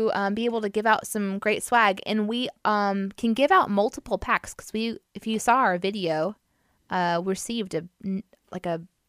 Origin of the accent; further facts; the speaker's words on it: Springfield, United States; when I was growing up in Springfield.